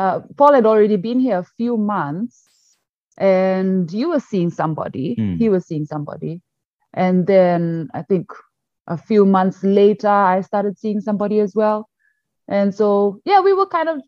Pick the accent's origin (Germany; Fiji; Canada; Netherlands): Fiji; moved away as an adult; also born or lived in China; now in Shandong, China; I am from Fiji, actually. So I was brought up and worked and lived and everything in Fiji.